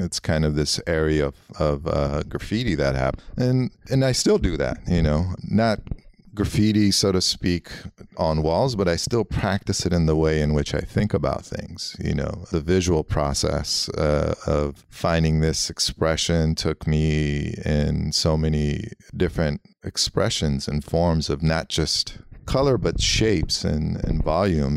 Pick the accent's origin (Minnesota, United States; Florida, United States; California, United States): California, United States; Los Angeles; born or raised there; first language Armenian; English is a second language